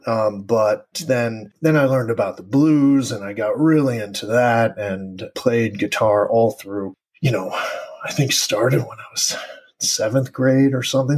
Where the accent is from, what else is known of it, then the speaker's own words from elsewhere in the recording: East Coast, United States; also born or lived in Uruguay; growing up on the East Coast